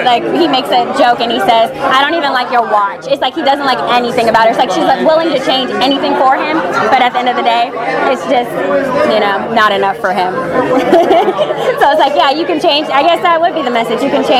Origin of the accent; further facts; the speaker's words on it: San Diego, California, United States; I'm from San Diego.